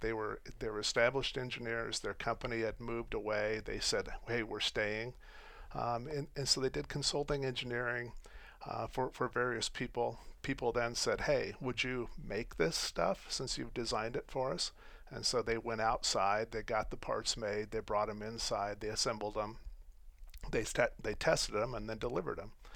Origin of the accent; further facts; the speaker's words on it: Colorado and Wyoming, United States; also born or lived in Phoenix, Arizona; so I grew up in Colorado and Wyoming.